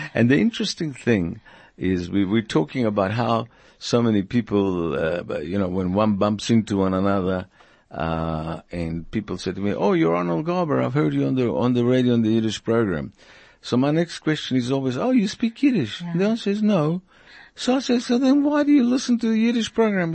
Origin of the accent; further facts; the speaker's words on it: Argentina; moved away; I come from Argentina